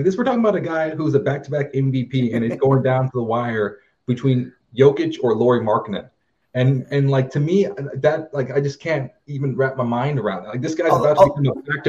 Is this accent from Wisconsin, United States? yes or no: no; Texas, United States; I'm from Texas